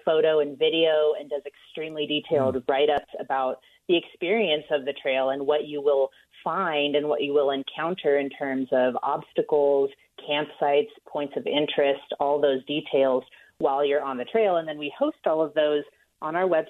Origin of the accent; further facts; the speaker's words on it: southeastern plains of Colorado, United States; I am from Colorado. That's where I grew up, on the southeastern plains.